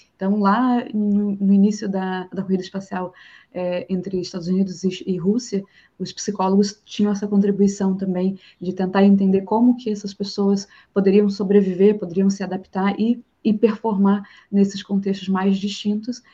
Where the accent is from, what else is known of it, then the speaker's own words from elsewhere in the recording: Rio de Janeiro, Brazil; accent: chiado carioca; moved away as an adult; now in Florianópolis, Brazil; Eu sou do Rio